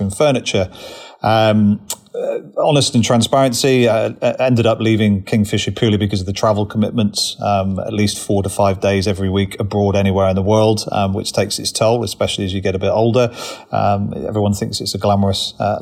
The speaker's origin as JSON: {"language": "English", "area": "Cornwall", "region": "South West England", "country": "United Kingdom", "tie": "born or raised there", "moved": "as an adult", "lives_now": "Richmond, United Kingdom", "said": "born and bred in Cornwall originally"}